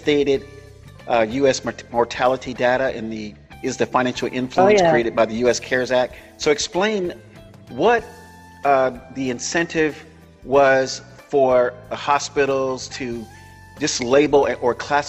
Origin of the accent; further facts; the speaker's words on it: Florida, United States; Florida is my home state